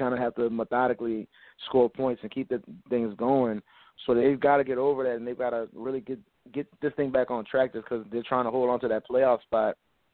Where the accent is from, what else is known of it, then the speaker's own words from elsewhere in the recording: New Orleans, Louisiana, United States; I'm born and raised in New Orleans